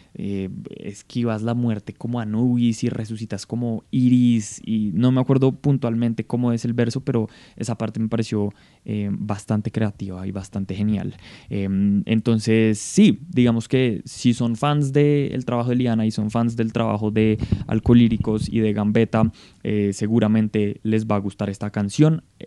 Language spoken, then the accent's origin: Spanish; Colombia